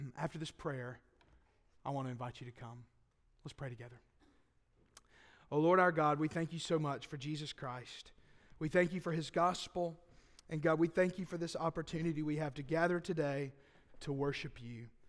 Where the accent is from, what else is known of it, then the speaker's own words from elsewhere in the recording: Boaz, Alabama, United States; I'm from Boaz